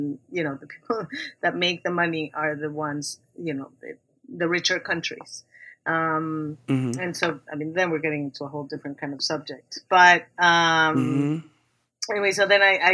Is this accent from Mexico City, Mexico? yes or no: yes; Mexico City, Mexico; growing up in Mexico City